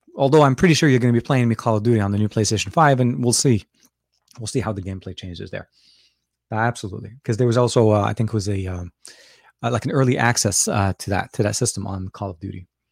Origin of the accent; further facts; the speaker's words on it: Lebanon; moved away; I'm from Lebanon as well. So we grew up with a lot of British candy